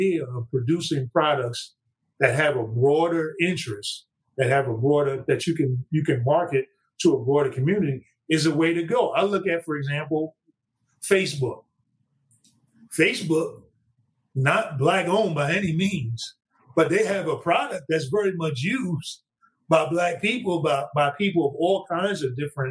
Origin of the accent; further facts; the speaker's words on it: New York City, New York, United States; I'm a guy from Brooklyn